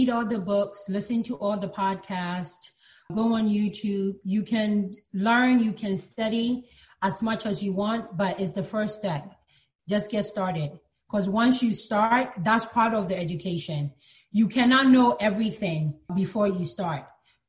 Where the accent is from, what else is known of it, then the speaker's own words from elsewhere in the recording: Ghana; born there; like I said, I was born in Ghana.